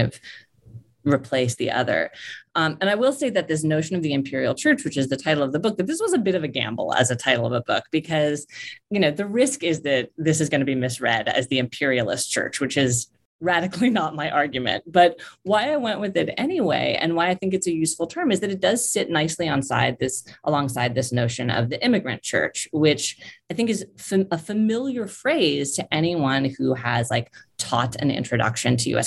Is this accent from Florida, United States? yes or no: no; San Francisco, California, United States; I'm from San Francisco.